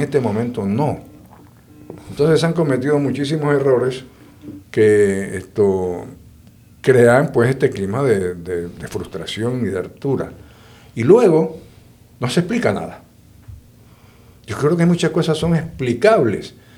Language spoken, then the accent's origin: Spanish; Boquete, Chiriquí, Panama; yo me crié en Boquete, en Chiriquí.